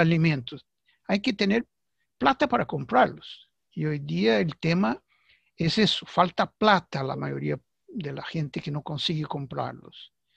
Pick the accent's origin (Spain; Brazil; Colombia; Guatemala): Brazil; Spanish is a second language; aquí en mi país, Brasil